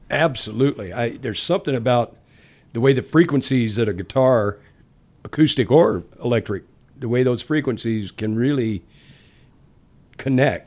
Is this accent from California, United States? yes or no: no; Dallas, Texas, United States; born or raised there; moved away; also born or lived in Baton Rouge, Louisiana / Detroit